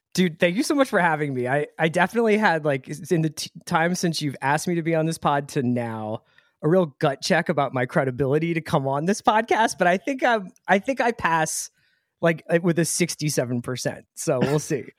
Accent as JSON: {"language": "English", "town": "Philadelphia", "region": "Pennsylvania", "country": "United States", "tie": "born or raised there", "also_born_or_lived": "Boston", "moved": "as an adult", "said": "I grew up in Fairmount, which is near the art museum"}